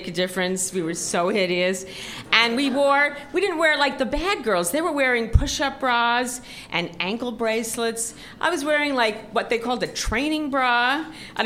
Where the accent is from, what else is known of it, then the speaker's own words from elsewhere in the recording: New York City, New York, United States; when I was in high school, I grew up in Forest Hills